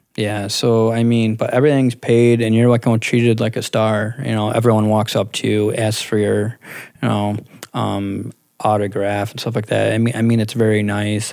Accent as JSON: {"language": "English", "town": "Clifton Springs", "region": "New York", "country": "United States", "lives_now": "East Rochester, United States", "said": "I'm actually from like almost Clifton Springs"}